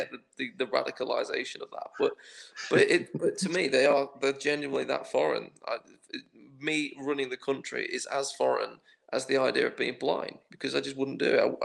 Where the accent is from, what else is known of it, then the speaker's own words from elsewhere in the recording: United Kingdom; as the British